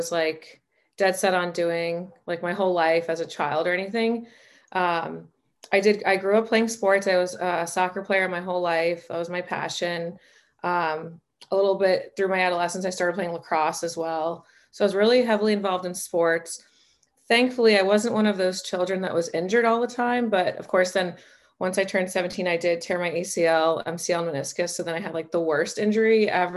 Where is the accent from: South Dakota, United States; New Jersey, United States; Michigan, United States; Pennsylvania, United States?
New Jersey, United States; moved away as an adult; also born or lived in South Carolina / Connecticut / Boston; now in Arizona, United States; I was born and raised in New Jersey